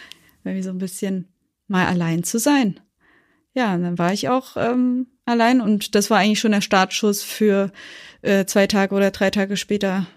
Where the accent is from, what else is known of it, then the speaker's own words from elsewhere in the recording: Thuringia, Germany; now in Berlin, Germany; wir sind dann nach Berlin umgesiedelt, wir kommen eigentlich aus Thüringen